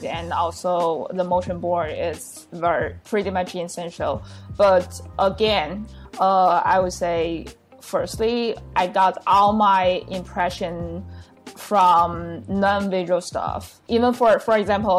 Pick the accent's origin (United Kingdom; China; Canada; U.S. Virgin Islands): China; Hebei; English is a second language; also born or lived in United States; I was born and raised in Hebei, like a very small province city in Beijing, near Beijing, and born and raised in a very normal family